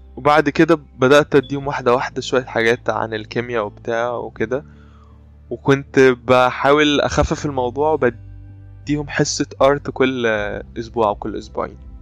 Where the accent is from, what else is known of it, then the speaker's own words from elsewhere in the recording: Egypt; عندنا في مصر